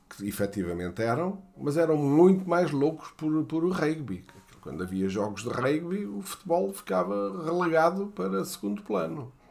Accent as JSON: {"language": "Portuguese", "country": "Brazil", "said": "Sou americano, mas sou da América do Sul. Sou brasileiro."}